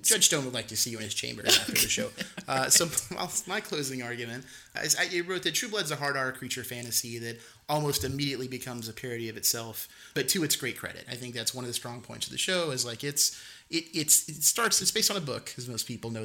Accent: the South, United States; I i grew up in the South and from the South I I understand dialect and appreciate it

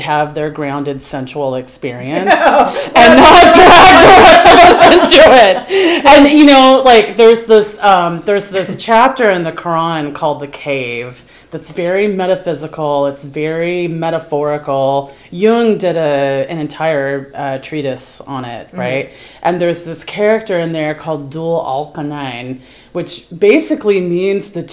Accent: the South, United States; moved away; I'm from the South

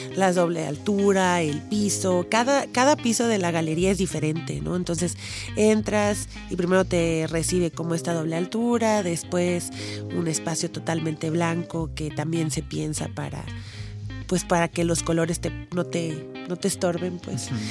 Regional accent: Poza Rica, Veracruz, Mexico; moved away; Yo soy de Poza Rica

